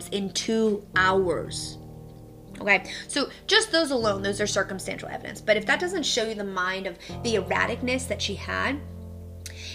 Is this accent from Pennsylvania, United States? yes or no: yes; Pittsburgh, Pennsylvania, United States; I grew up in Pittsburgh